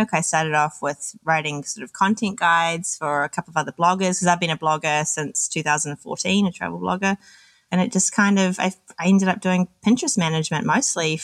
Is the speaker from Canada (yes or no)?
no; New Zealand; moved away as an adult; also born or lived in Australia / London; So I'm originally from New Zealand. When I was 21, I moved to Australia